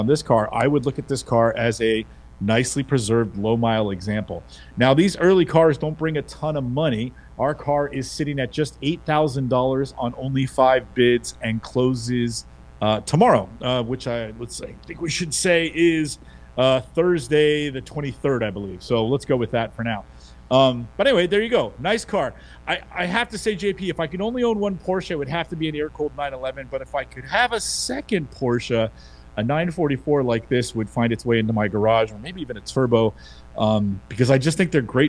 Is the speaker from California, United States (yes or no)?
yes; San Francisco, California, United States; San Francisco's in the house, West Side.